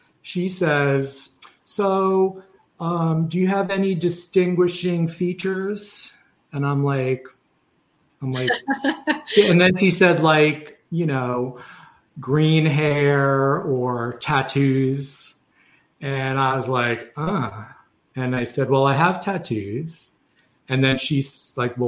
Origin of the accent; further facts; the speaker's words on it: New York City, New York, United States; now in Florida, United States; I'm from New York City. So before I moved to Florida